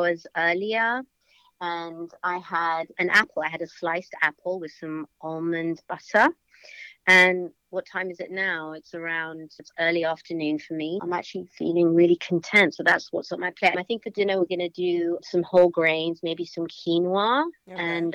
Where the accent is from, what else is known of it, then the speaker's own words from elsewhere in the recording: London, United Kingdom; moved away as an adult; now in United States; I was brought up in London and grew up in the 80s in London